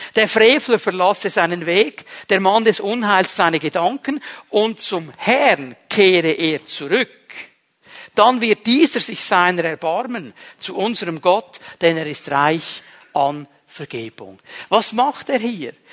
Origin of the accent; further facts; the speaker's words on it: Switzerland; Wir als Schweizer